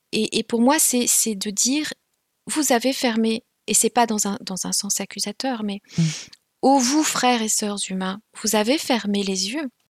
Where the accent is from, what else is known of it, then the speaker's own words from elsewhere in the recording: Rwanda; first language Kinyarwanda; French is a second language; moved away as an adult; j'ai prétendu ne pas parler le Kinyarwanda, ma langue maternelle